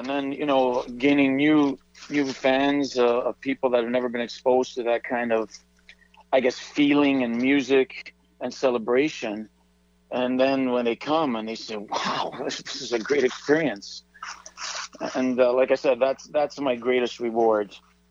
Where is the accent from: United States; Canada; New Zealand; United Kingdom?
Canada; Vancouver, British Columbia; Yes, I was.